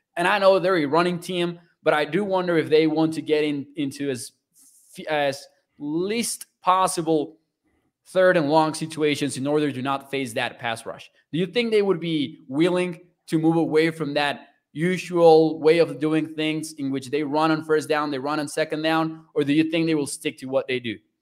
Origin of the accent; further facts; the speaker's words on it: Mexico; now in Texas, United States; I'm from Mexico